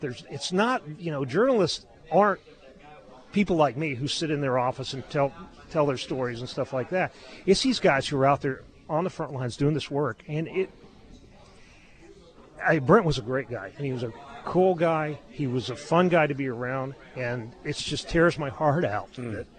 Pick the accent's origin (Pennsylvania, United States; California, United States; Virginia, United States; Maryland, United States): California, United States; Southern; I grew up in Southern California